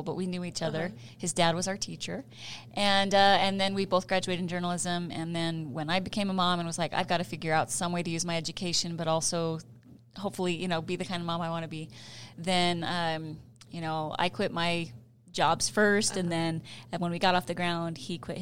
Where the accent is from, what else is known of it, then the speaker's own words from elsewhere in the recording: Idaho Falls, Idaho, United States; now in Utah, United States; I grew up in Idaho Falls just as a little girl that dreamt of being a journalist